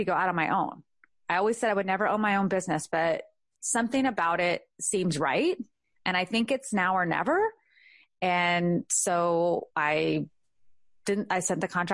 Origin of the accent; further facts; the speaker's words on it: California, United States; now in Georgia, United States; I needed to go home, which was California. So I went home for a year. I had the most amazing job. I was back in my hometown